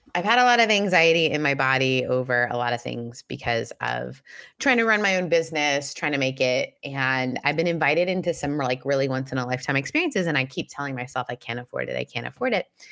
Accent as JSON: {"language": "English", "region": "Southern California", "country": "United States", "said": "I'm from Southern California"}